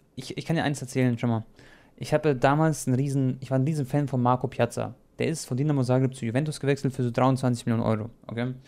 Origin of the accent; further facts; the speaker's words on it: Germany; also born or lived in Croatia; ich bin ja auch Deutscher und Kroat, beides